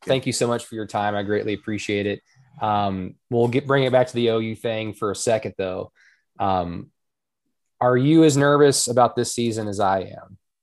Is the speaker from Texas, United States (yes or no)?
no; Norman, Oklahoma, United States; my hometown in Oklahoma